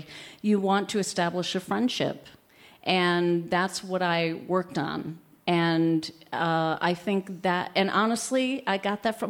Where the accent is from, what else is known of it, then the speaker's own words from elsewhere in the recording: upstate New York, United States; also born or lived in Chicago; I spend most of my time in my hometown in upstate New York where I'm from.